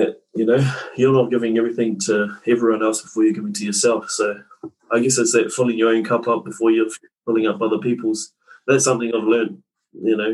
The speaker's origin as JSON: {"language": "English", "town": "Tūrangi", "region": "Waikato", "country": "New Zealand", "tie": "born or raised there", "said": "born and bred in Central North Island. A place called Tūrangi."}